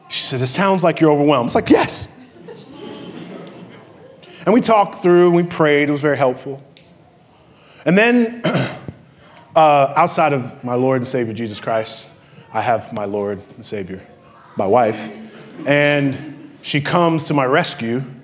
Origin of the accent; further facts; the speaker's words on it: New York, United States; born there; I, I was born in New York. I, I, I moved back here.